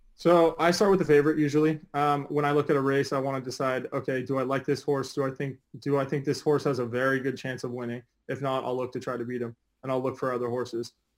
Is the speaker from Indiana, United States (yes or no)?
no; Del Mar, California, United States; I grew up in Del Mar